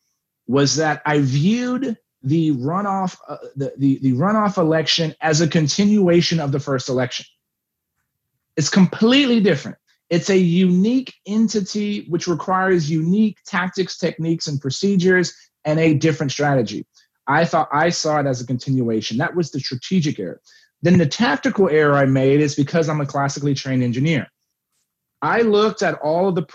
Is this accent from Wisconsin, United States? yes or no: no; Texas, United States; moved back to my hometown